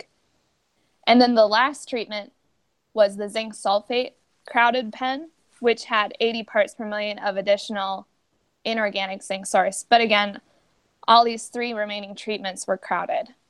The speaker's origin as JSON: {"language": "English", "town": "Fergus Falls", "region": "Minnesota", "country": "United States", "tie": "born or raised there", "said": "I grew up in Fergus Falls, Minnesota, on a small hobby farm"}